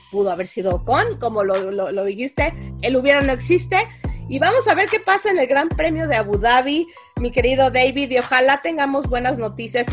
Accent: Mexico

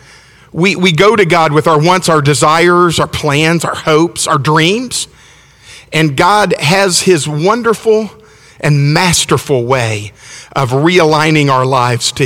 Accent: Alabama, United States; I'm from Alabama

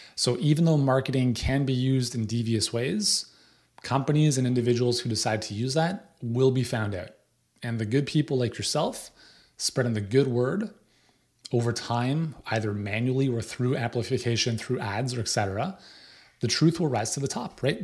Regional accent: Canada; as a Canadian

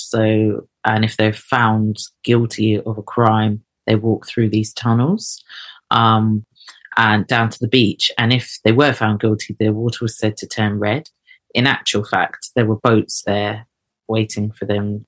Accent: Eket, Akwa Ibom, Nigeria; I was born in Eket, and they're Ibio people, south eastern coastal Nigeria.

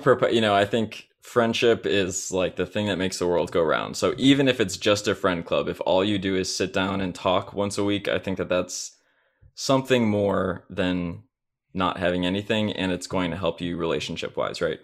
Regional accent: Chicago, Illinois, United States; now in Indianapolis, United States; I'm from Chicago, Illinois area

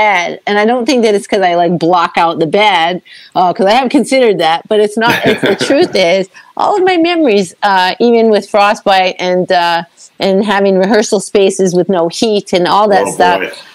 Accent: Manitoba, Canada; now in Toronto, Canada; growing up in Manitoba, it's... You know, we're hardy people

